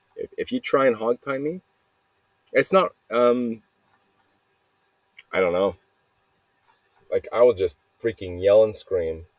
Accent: Mesa, Arizona, United States; I was born in Arizona. I was here at in Mesa, Arizona, Mesa Lutheran Hospital

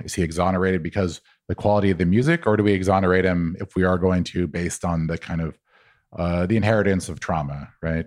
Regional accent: New Mexico, United States; moved away; I was from New Mexico

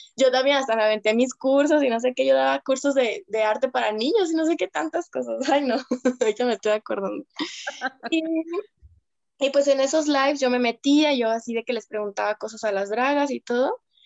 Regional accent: Guadalajara, Jalisco, Mexico; soy de Guadalajara, Jalisco, la tierra del drag actualmente.

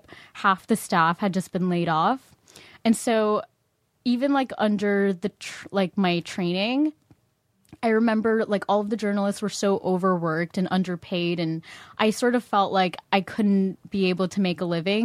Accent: Orange County, California, United States; also born or lived in San Fernando Valley, California / Philippines; I grew up in Orange County

